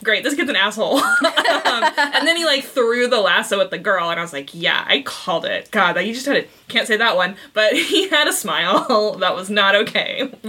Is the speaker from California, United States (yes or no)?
yes; California, United States; we're Californian.